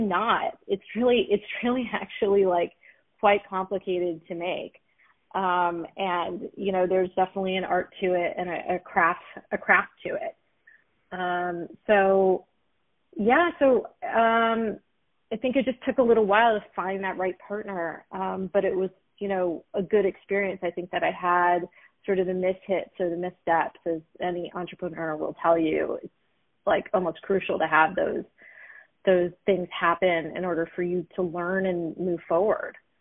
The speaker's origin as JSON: {"language": "English", "town": "Los Angeles", "region": "California", "country": "United States", "tie": "born or raised there", "also_born_or_lived": "Philadelphia / New York", "said": "I'm a proud Los Angelino native"}